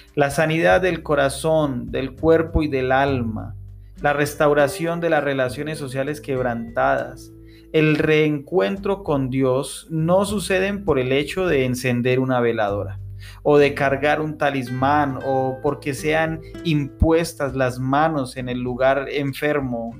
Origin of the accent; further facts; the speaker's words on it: Tunja, Boyacá, Colombia; en Tunja, mi ciudad natal